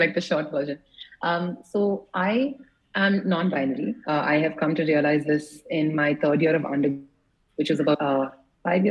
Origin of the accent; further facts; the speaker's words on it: United States; moved away; also born or lived in India; I grew up in the States